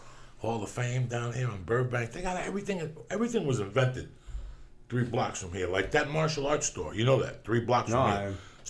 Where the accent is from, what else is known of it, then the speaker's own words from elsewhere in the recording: Cuba; now in United States; And I also, when I came from Cuba, I joined up in martial arts.